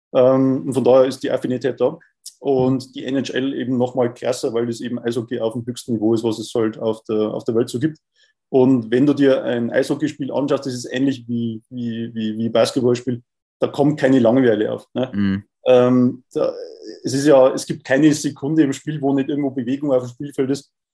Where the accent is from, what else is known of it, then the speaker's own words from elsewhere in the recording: Bavaria, Germany; bei uns in Bayern